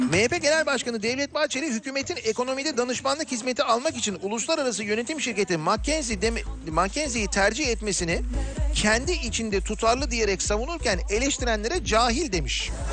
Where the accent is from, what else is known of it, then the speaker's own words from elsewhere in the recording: Istanbul, Turkey; now in Izmir, Turkey; İzmir'deyim ama İstanbulluyum